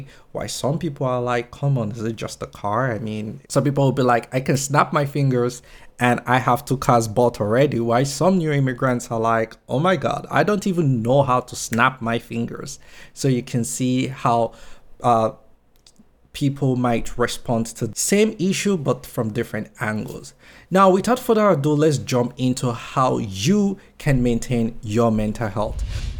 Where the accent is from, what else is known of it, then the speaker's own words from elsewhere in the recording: Nigeria; moved away as an adult; now in London, United Kingdom; When I moved from Nigeria to London, I was almost insulted at the idea that I have to do jobs like cleaning offices, toilets, and washing dishes.